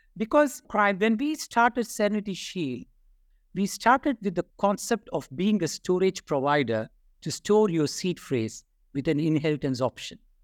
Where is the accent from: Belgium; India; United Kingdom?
India; I'm from India.